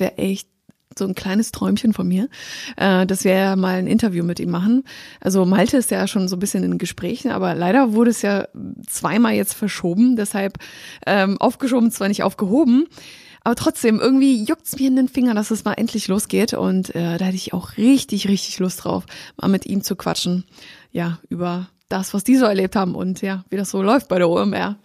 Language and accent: German; Poland; weil ich komme aus Polen.